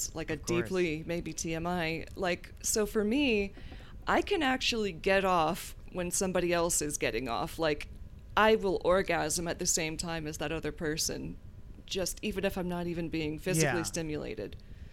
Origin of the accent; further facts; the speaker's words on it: the South, United States; but I grew up in the South, so that was not something that I could really explore, or so I thought.